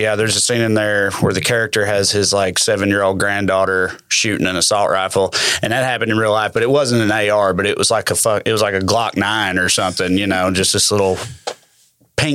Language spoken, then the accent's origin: English; Salina, United States; They did that in Salina, in my hometown.